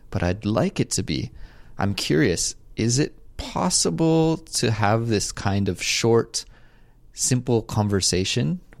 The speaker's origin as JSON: {"language": "English", "country": "Canada", "moved": "as an adult", "lives_now": "South Korea", "said": "And I'm a Canadian, but I'm currently living in South Korea, teaching English and learning Korean."}